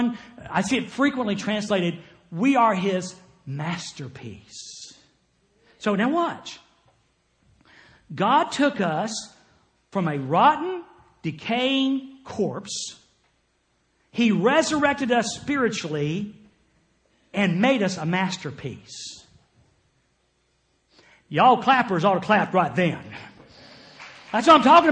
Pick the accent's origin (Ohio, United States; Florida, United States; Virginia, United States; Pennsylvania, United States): Florida, United States; Jacksonville; moved away as an adult; I was born in Jacksonville, Florida